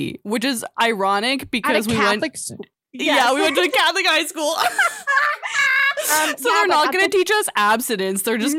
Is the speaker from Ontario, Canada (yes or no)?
yes; Guelph, Ontario, Canada; we grew up in Guelph. I don't think we've ever really mentioned that, but we grew up in Guelph. And we went to St. James Catholic High School.